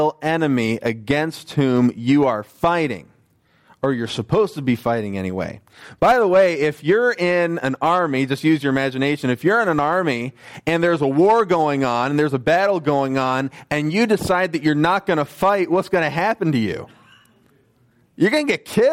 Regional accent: United States; moved away; I was a teenager in the U.S.

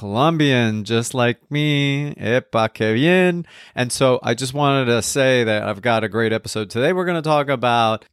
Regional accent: West New York, New Jersey, United States; I grew up in West New York, New Jersey

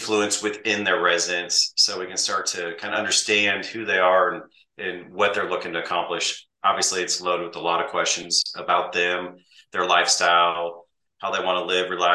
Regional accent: Midwest, United States; I grew up in the Midwest on a farm, in a farming community

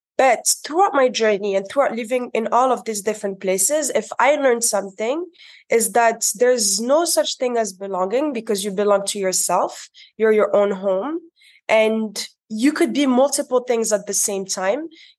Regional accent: Morocco; moved away as an adult; also born or lived in Dubai, United Arab Emirates / Paris, France / Spain / United States; now in San Juan, Puerto Rico; I was born and raised in Morocco, but I also grew up in Dubai.

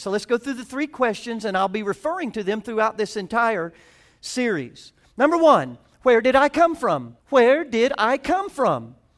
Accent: the South, United States; I'm from the South

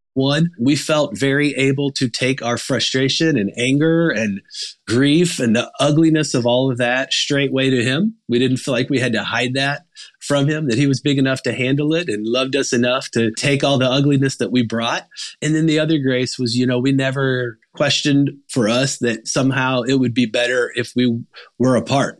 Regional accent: Arkansas, United States; I grew up in Arkansas

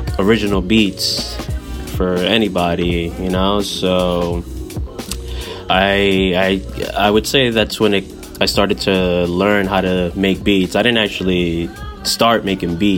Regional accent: Paterson, New Jersey, United States; now in Jersey City, United States; originally I'm from Paterson, New Jersey. I currently reside in Jersey City right now

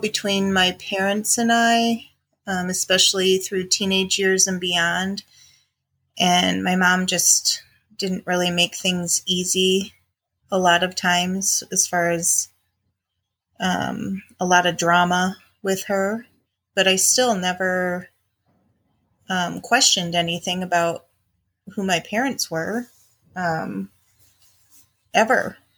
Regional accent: Chicago, Illinois, United States; I grew up in the Midwest in Illinois with my mom, my dad, and one brother who's younger than me.

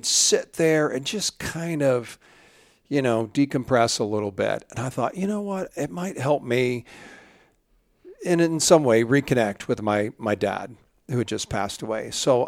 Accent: Illinois, United States; I grew up in Central Illinois, and our family enjoyed the outdoors, and we went hunting, mostly small game, not too much big game hunting. Of course, I grew up in the 60s and the 70s.

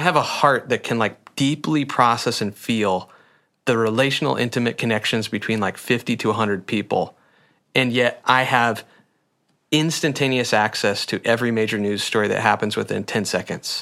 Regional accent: Sheldon, Iowa, United States; my hometown of kinda Sheldon Slater area

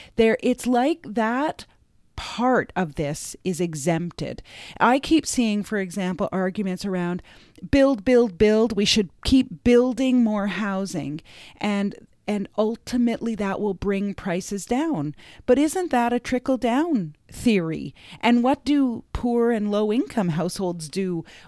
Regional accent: Canada; I grew up in Canada

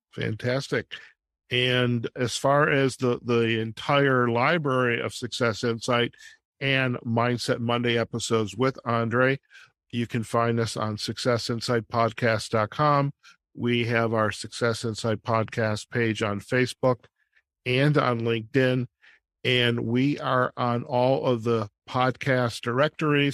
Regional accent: Detroit, Michigan, United States; growing up in Detroit in the 60s

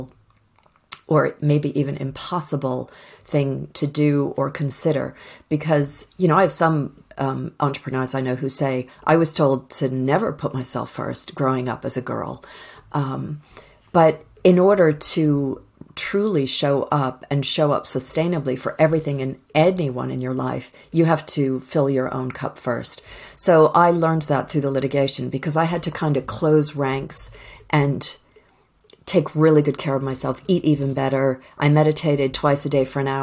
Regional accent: outside of Boston, Massachusetts, United States; moved away as an adult; now in United Kingdom; I grew up outside of Boston

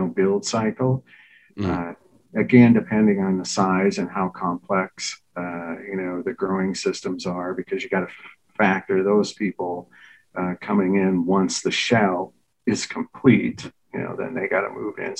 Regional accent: Baldwin, Wisconsin, United States; we were raised in Baldwin, Wisconsin, which is, outside of St. Paul, about 30 miles

